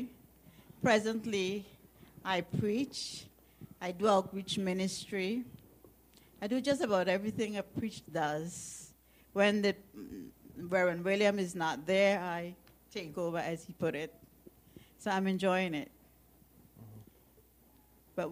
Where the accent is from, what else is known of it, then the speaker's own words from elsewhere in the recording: British Virgin Islands; moved away as an adult; now in St. Thomas, US Virgin Islands; I'm from the UK Virgin Islands. There are 2 Virgin Islands. I'm from the British side